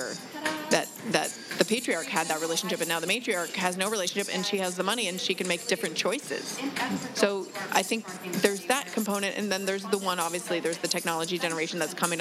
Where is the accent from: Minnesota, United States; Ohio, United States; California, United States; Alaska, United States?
Alaska, United States; now in Los Angeles, United States; I'm a Los Angelite, born again, I guess, because I grew up in Alaska.